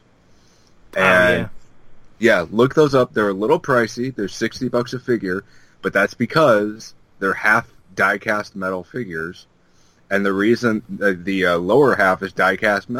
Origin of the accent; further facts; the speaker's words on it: Chesterton, Indiana, United States; moved away; my hometown of Chesterton in Indiana